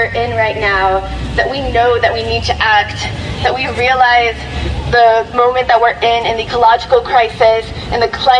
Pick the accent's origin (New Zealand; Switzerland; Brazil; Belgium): Brazil; Blumenau, Santa Catarina; moved away; to my home country, where I was born and raised, where my parents were born and raised, where my grandparents, and as far as I can remember, all of the generations in my family have been from